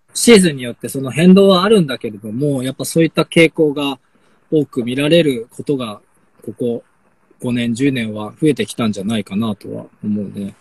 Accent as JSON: {"language": "Japanese", "town": "Sapporo", "region": "Hokkaido", "country": "Japan", "tie": "born or raised there", "moved": "as an adult", "lives_now": "Omachi, Japan", "said": "札幌生まれで札幌で育って"}